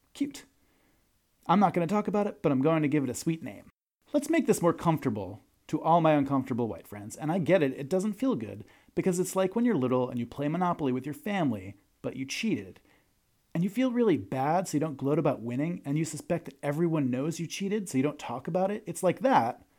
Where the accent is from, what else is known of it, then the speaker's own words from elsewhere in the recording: Long Island, New York, United States; now in Oregon, United States; I grew up on Long Island, only forty-five minutes from the Queen's border